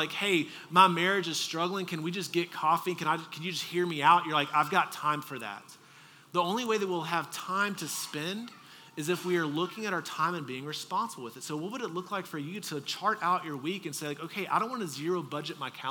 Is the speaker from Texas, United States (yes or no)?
yes; Texas, United States; moved away; I'm from Texas